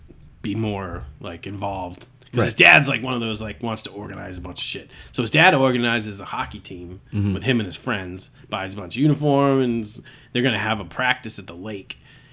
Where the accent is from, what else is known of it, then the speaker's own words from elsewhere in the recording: Massachusetts, United States; we grew up in Massachusetts